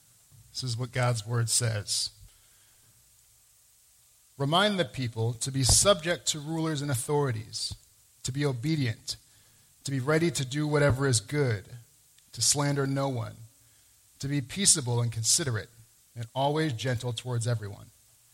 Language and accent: English; Missouri, United States; moved away as an adult; now in New England, United States; after living in New England for 6 years. I'm from Missouri, so it's a little more of a Bible Belt and kind of a nice touchy-feely culture.